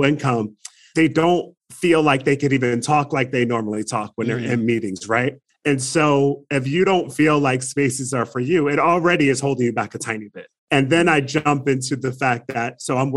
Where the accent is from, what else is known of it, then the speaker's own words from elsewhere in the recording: Trenton, New Jersey, United States; now in Arizona, United States; I grew up in Trenton, New Jersey